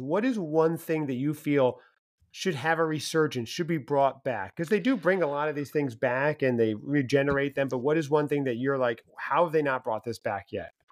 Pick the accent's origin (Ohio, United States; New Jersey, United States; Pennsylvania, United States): New Jersey, United States; now in North Carolina, United States; I'm in North Carolina right now, mm-hmm. although I grew up in New Jersey